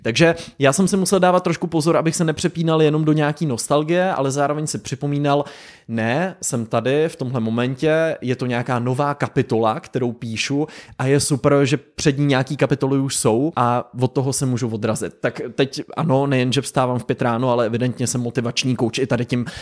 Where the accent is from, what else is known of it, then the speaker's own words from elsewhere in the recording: Pardubice, Pardubice Region, Czechia; moved away; also born or lived in Los Angeles, United States; Jsem zpátky v Pardubicích, to znamená návrat zpátky nejen do České republiky z Ameriky, ale rovnou až do Pardubic, k úplným kořenům do mého rodiště